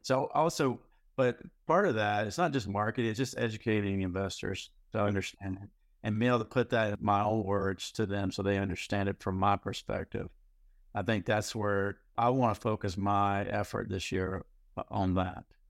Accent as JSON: {"language": "English", "region": "North Carolina", "country": "United States", "tie": "born or raised there", "also_born_or_lived": "Houston, Texas", "moved": "as an adult", "said": "I moved back recently from Texas, from Houston to North Carolina where I grew up."}